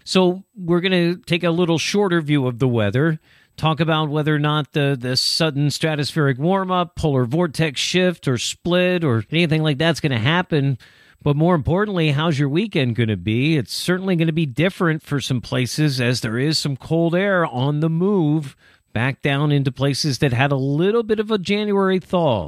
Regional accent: Millersville, Pennsylvania, United States; now in Chicago, United States; Millersville, Pennsylvania, my hometown

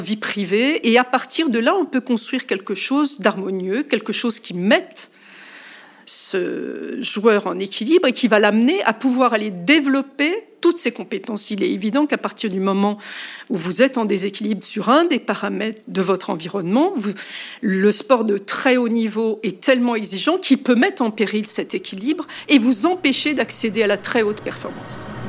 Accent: France; chez nous, en France

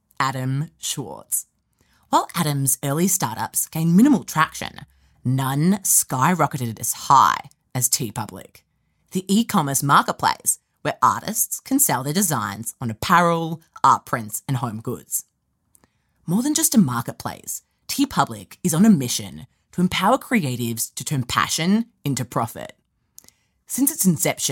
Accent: Melbourne, Victoria, Australia; moved away; it's actually in my hometown

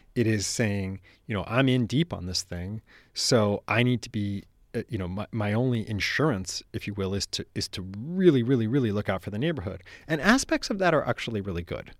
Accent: San Francisco, California, United States; I grew up in San Francisco

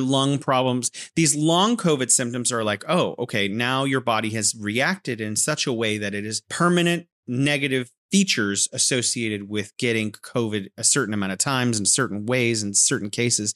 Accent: California, United States; now in Wuhan, China

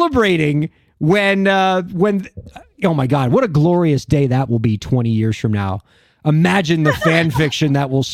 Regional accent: Miami, Florida, United States; we're from Miami

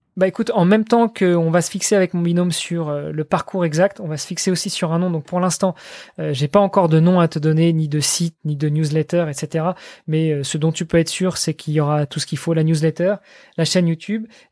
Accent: France; moved away; je je suis français, je vis à l'étranger, je suis marié avec une étrangère

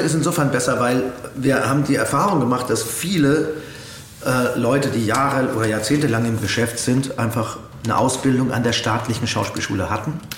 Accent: Coburg, Bavaria, Germany; in meiner Heimatstadt gedreht, in Coburg

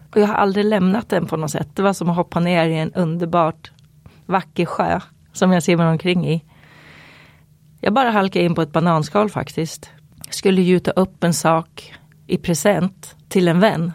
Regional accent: Eskilstuna, Södermanland, Sweden; i mina krokar i Eskilstuna där jag växte upp.

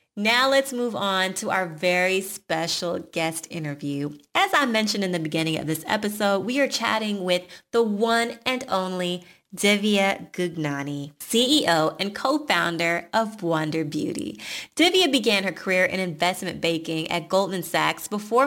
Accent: Atlanta, Georgia, United States; Our parents met in Chicago and we grew up in Atlanta

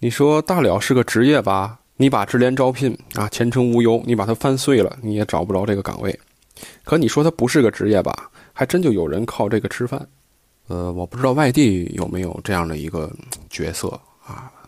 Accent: Tianjin, China; 呃，我是天津人啊，天津是一个比较保守、比较内敛的这样的一个城市，保留了很多这种自古以来的这样传承的风俗。

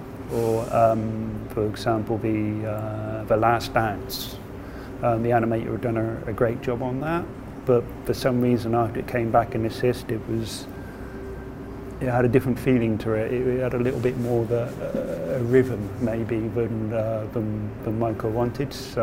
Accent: United Kingdom; moved away as an adult; now in Japan; I am a British animator

